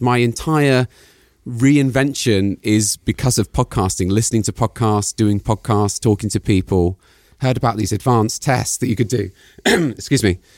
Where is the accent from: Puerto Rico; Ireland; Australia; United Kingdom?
United Kingdom; moved away as an adult; also born or lived in Palo Alto; I'm British